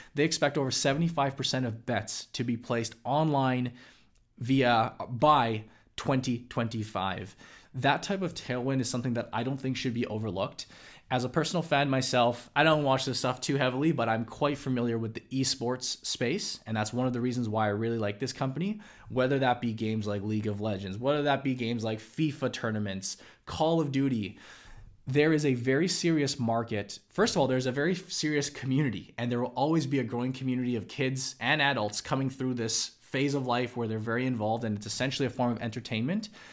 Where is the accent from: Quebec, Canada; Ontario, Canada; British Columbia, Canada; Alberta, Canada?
British Columbia, Canada; Vancouver; my hometown here in Vancouver